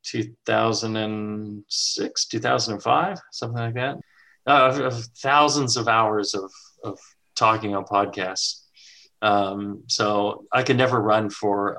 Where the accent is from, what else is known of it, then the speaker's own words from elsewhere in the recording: United States; being an American